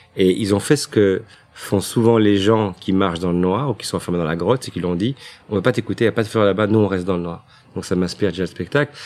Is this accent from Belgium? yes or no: yes; Brussels, Brussels-Capital Region, Belgium; je suis né à Bruxelles, euh, j'ai vécu toute ma vie à Scarbeck